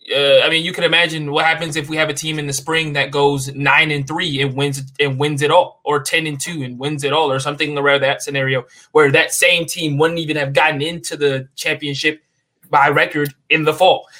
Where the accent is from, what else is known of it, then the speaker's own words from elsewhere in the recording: the South, United States; growing up in the South